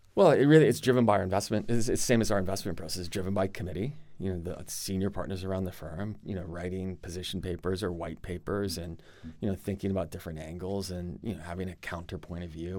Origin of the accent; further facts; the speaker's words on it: United States; accent: American; moved away as an adult; now in Europe; I'm American, as you can tell by my accent. Moved here twenty-three years ago, followed a girl.